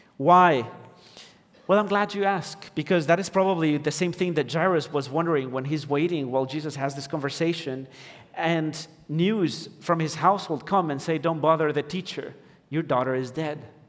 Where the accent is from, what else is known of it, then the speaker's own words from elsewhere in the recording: Ecuador; moved away; I'm from Ecuador, and my wife is American